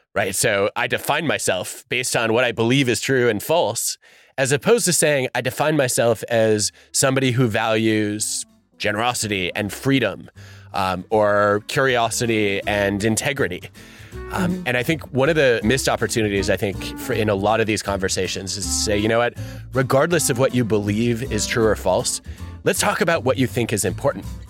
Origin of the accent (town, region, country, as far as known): United States